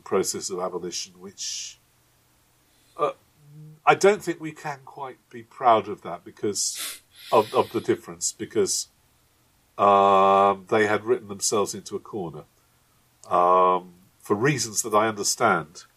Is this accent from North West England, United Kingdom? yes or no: yes; Manchester, North West England, United Kingdom; my hometown of Manchester